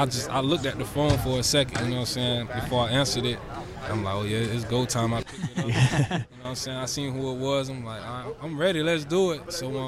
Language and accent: English; Florida, United States; also born or lived in Georgia; I was living in Georgia at the time because I'm from Florida, but I lived in Georgia for 2 years.